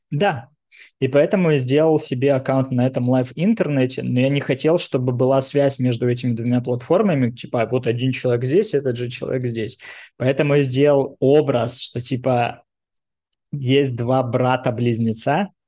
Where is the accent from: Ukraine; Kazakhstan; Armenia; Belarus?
Ukraine; Dnipro, Dnipropetrovsk Oblast; also born or lived in Moscow, Russia / Tel Aviv, Israel; now in New York, United States; Когда я первый раз переезжал там, из Днепропетровска в Москву, для меня домом был Днепропетровск